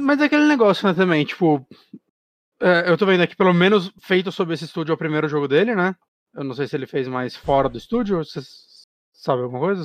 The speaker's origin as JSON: {"language": "Portuguese", "country": "Brazil", "said": "a gente, como brasileiro"}